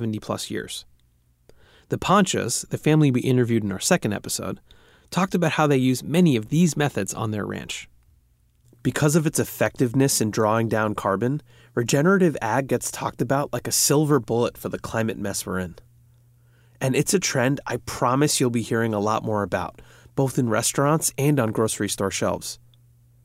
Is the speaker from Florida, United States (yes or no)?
no; Bethpage, New York, United States; now in Oakland, United States; I grew up on Long Island, New York, in a town called Bethpage